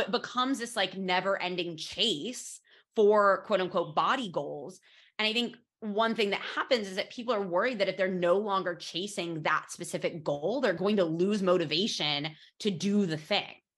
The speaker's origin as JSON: {"language": "English", "country": "United States", "moved": "as an adult", "lives_now": "Barcelona, Spain", "said": "as an American moving to Spain"}